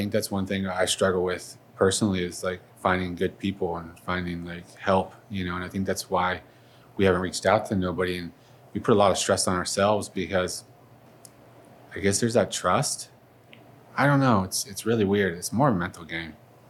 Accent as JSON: {"language": "English", "town": "Detroit", "region": "Michigan", "country": "United States", "said": "I'm from Detroit, you know, I know, you know, I've had Detroit."}